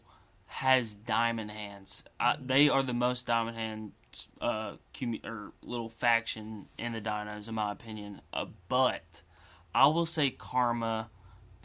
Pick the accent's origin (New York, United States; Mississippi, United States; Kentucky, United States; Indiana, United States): Kentucky, United States; I'm from Kentucky